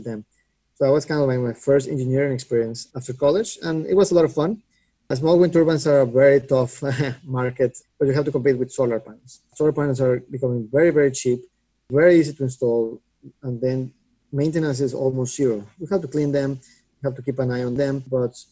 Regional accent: Mexico; moved away as an adult; also born or lived in Boston; I grew up in Mexico and did my undergrad in Mexico and then moved to MIT for grad school to Boston

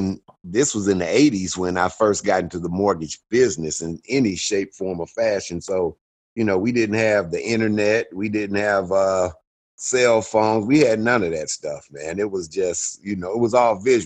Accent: Detroit, Michigan, United States; moved away as an adult; now in Dallas, United States; in Detroit, Michigan

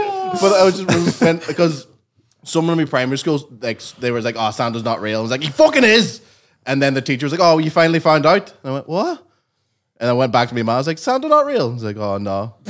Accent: Ireland; being Irish Catholic

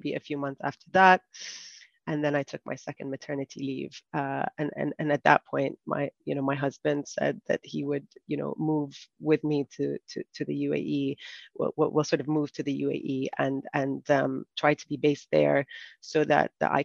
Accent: Saudi Arabia; moved away as an adult; also born or lived in United Kingdom; now in United Arab Emirates; I grew up in Saudi Arabia and I studied in the UK

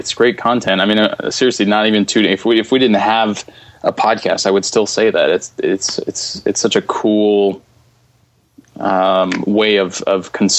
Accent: Philadelphia, Pennsylvania, United States; born or raised there

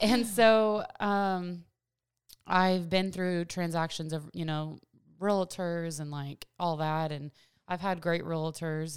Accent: Virginia, United States; moved away as an adult; also born or lived in Washington State; now in Clarksville, United States; I grew up in Virginia

